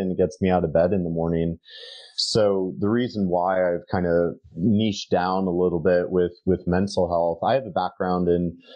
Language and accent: English; United States; speaking as an American